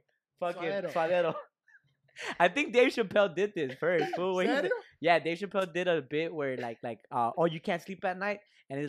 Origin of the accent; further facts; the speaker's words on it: Lynwood, California, United States; we're from Linwood, dog. We're little brown boys, fool.